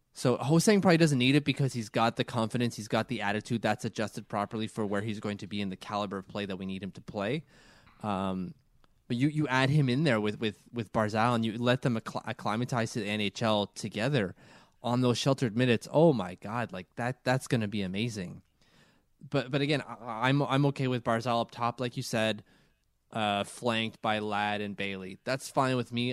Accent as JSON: {"language": "English", "country": "Canada", "said": "I'm too Canadian."}